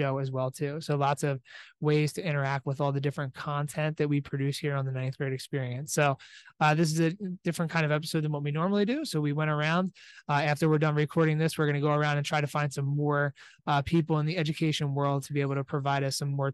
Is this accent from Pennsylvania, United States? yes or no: yes; Allentown, Pennsylvania, United States; here from the Philadelphia Convention Center, about an hour south of Allentown. So in my hometown, so it's nice to be able to come back home